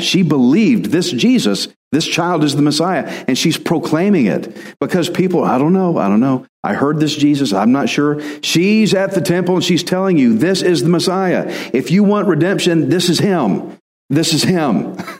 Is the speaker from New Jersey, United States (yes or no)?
no; Texas, United States; I'm Texan